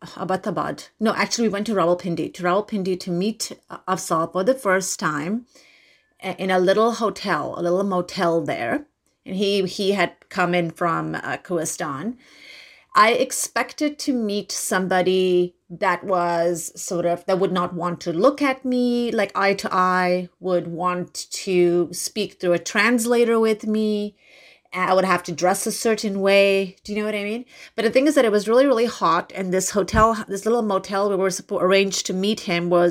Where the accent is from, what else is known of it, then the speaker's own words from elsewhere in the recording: Kandahar, Afghanistan; I'm from Afghanistan and I'm from Kandahar